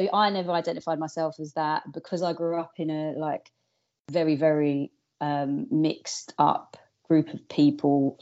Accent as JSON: {"language": "English", "region": "London", "country": "United Kingdom", "said": "I'm from South London"}